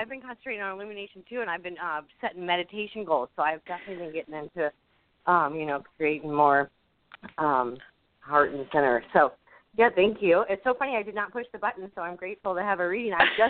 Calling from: St. Louis, Missouri, United States; I'm from St. Louis, too.

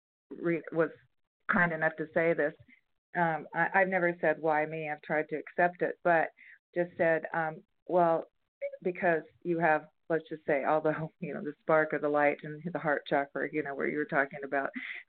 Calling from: San Diego, California, United States; San Diego area of California.

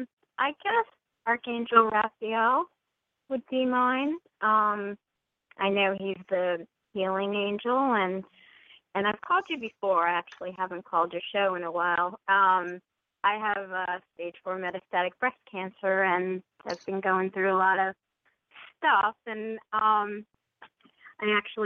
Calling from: New Jersey, United States; Oh, I'm in New Jersey.

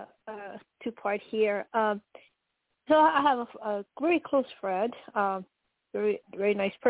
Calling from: New Mexico, United States; Yeah, New Mexico.

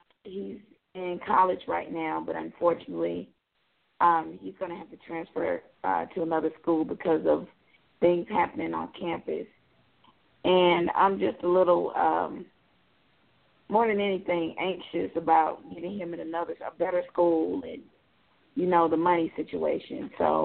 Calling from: Georgia, United States; I'm calling from Georgia.

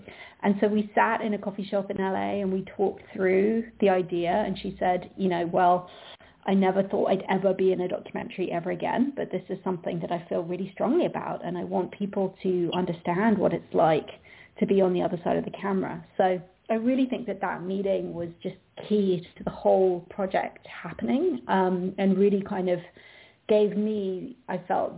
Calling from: London, United Kingdom; I'm calling in from London

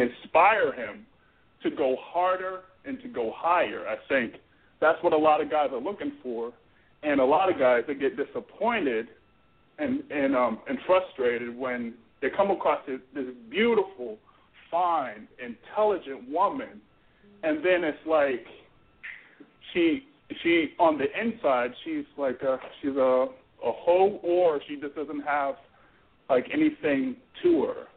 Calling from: Florida, United States; I'm calling from Florida

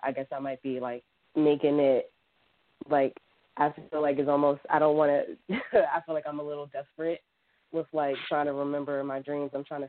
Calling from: Philadelphia, Pennsylvania, United States

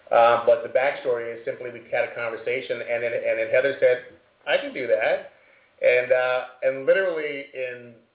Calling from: Hermosa Beach, California, United States; the HCG Diet Coach, and we're calling from Homosa Beach, California.

